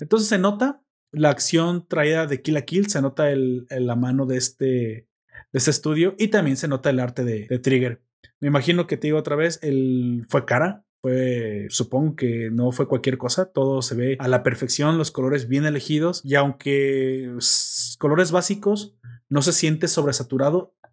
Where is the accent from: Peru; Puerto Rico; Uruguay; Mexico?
Mexico; yo soy mexicano